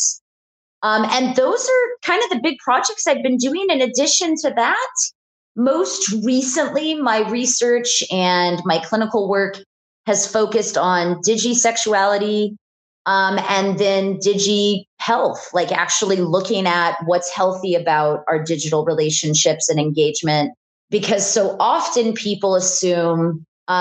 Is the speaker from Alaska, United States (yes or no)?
yes; Houston, Alaska, United States; I grew up in Houston, Alaska, which is a small town.